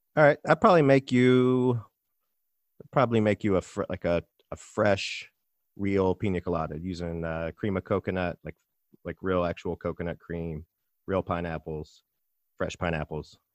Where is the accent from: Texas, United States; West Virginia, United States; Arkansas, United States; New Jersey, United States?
Arkansas, United States; Little Rock; moved away as an adult; also born or lived in Nashville; now in Brooklyn, United States; I'm from Little Rock, Arkansas.